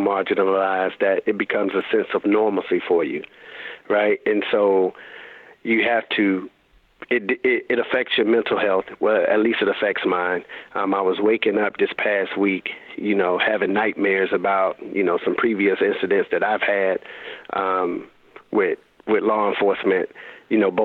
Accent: Raleigh, North Carolina, United States; born or raised there

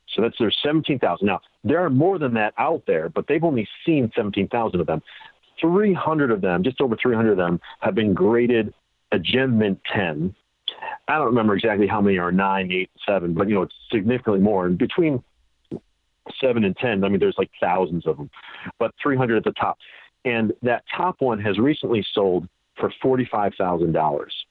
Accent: Highland Park, Illinois, United States; now in Florida, United States; I grew up in Highland Park. It's a, it's a nice suburb of Chicago.

